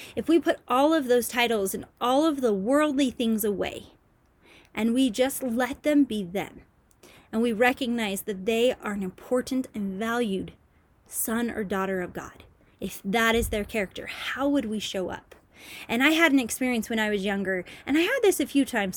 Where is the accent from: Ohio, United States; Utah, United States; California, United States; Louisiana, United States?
Utah, United States; I'm from Utah